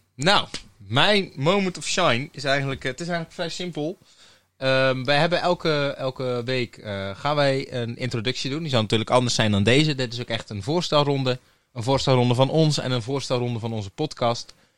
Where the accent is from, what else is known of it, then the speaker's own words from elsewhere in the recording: Terneuzen, Zeeland, Netherlands; geboren en getogen in Terneuzen